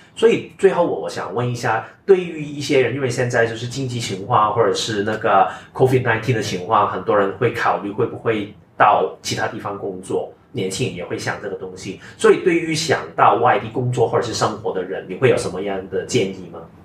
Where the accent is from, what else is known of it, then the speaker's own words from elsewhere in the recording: Hong Kong; 我是一家香港长大嘛